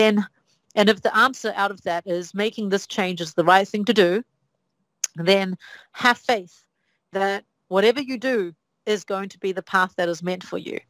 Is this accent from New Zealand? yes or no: yes; New Zealand; moved away as an adult; now in Shanghai, China; I come from New Zealand. New Zealand has, I think, now 5 million people. 4 million was the number when I was a kid